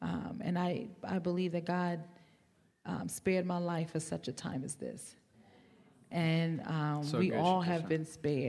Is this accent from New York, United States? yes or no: yes; New York, United States; accent: New York; And I'm from New York. You may have picked my accent up, but I've been here about 14 years now, so it's kind of hidden a little bit.